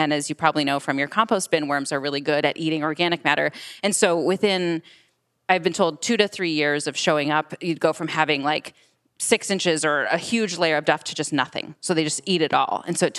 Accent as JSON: {"language": "English", "region": "Michigan", "country": "United States", "said": "I'm from Michigan"}